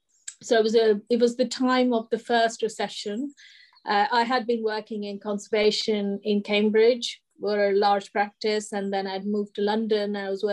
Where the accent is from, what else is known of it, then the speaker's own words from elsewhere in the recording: India; moved away; when I came from India, I thought it would be like wonderful, you know, women and men equal, but no, it wasn't.